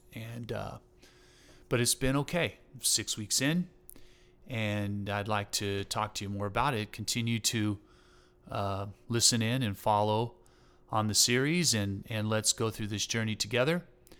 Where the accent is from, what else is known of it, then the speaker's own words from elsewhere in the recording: Texas, United States; I was raised in Southeast Texas, and so, playing football and fishing and hunting and, you know, running around pickup trucks, getting into trouble.